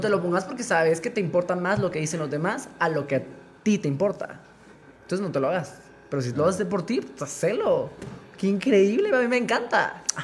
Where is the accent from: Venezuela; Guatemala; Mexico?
Guatemala; ese lado conservador que traemos como guatemaltecos